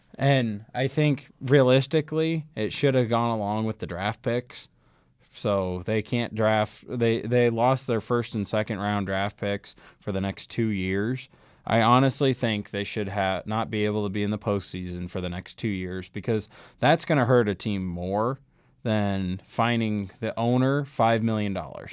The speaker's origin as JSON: {"language": "English", "town": "Omaha", "region": "Nebraska", "country": "United States", "tie": "born or raised there", "said": "growing up in Omaha"}